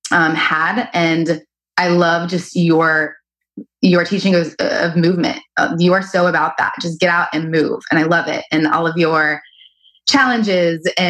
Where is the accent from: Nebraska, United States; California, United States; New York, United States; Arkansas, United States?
Arkansas, United States; I grew up in Arkansas. I have moved all over.